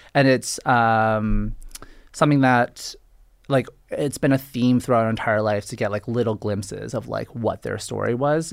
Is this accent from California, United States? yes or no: no; Boston, Massachusetts, United States; I'm Boston, I'm a Boston boy